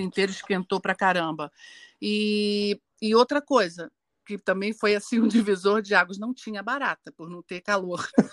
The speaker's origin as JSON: {"language": "Portuguese", "region": "Minas Gerais", "country": "Brazil", "tie": "born or raised there", "said": "Eu nasci em Minas"}